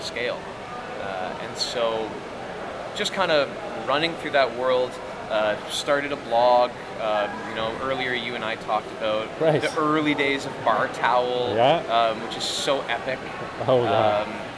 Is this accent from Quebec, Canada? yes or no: no; London, Ontario, Canada; also born or lived in Toronto; I grew up in London, and growing up in London